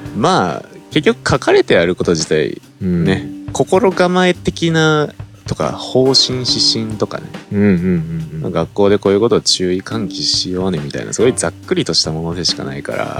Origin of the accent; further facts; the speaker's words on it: Kagawa, Japan; まあ香川 県出身なんですよね